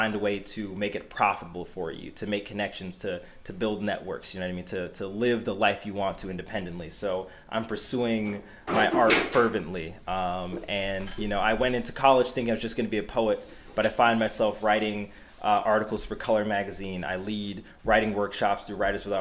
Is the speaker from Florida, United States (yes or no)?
no; Boston, Massachusetts, United States; the street that I grew up on in Dorchester, not very far from this building